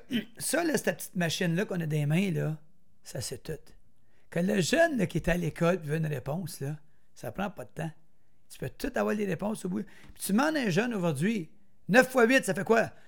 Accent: Brownsburg-Chatham, Quebec, Canada; je viens d'Argenteuil. J'étais un petit gars de Brownsburg.

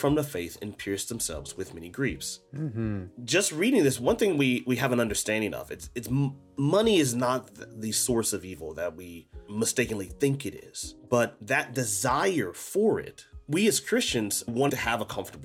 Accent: United States; moved away; where I grew up in the States.

